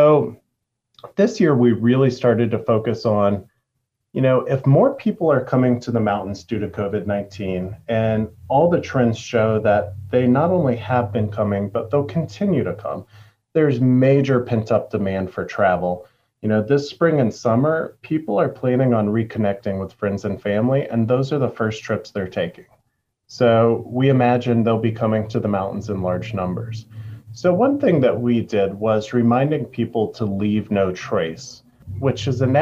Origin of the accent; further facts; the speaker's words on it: Jackson County, Western North Carolina, United States; I'm from Jackson County. I was born here. I grew up here